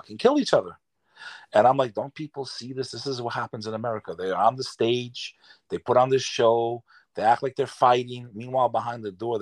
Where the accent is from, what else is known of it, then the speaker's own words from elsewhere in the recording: United States; I'm American